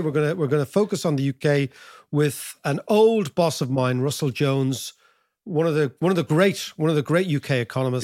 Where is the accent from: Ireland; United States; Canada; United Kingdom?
Ireland; as Irish people